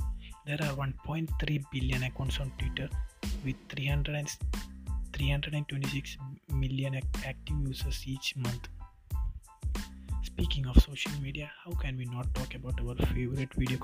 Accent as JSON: {"language": "English", "region": "Kerala", "country": "India", "said": "I am from Kerala"}